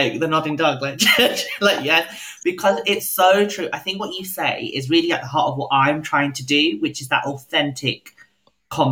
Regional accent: United Kingdom; we're both proudly identify as British

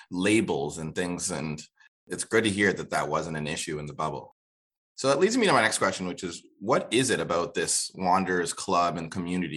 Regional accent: New Brunswick, Canada; also born or lived in Kenya; now in Halifax, Canada; As somebody who didn't always live in Halifax, you know, as you know, I was from New Brunswick and Kenya before that.

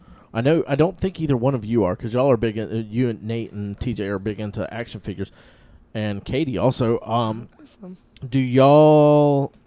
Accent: Florida, United States; I'm from Florida.

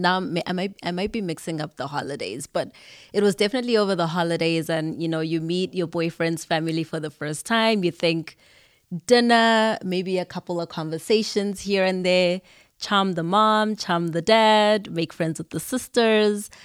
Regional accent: Zimbabwe; now in United States; not only did I come from Zimbabwe

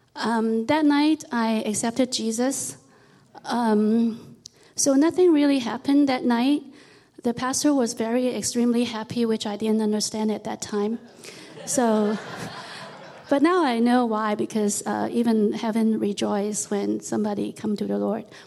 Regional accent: Hong Kong; I was born in Hong Kong, and at that time it was a British colony.

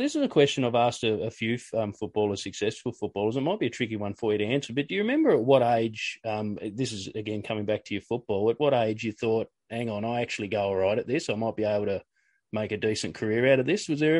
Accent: Latrobe, Tasmania, Australia; I grew up in La Trobe

